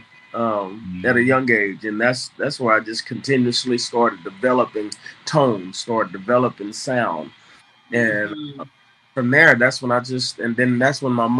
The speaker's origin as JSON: {"language": "English", "town": "Fort Worth", "region": "Texas", "country": "United States", "tie": "born or raised there", "said": "Fort Worth, Texas. Born and raised Fort Worth, Texas."}